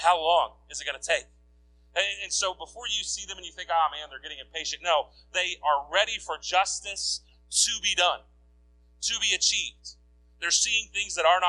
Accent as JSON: {"language": "English", "country": "United States", "said": "as an American"}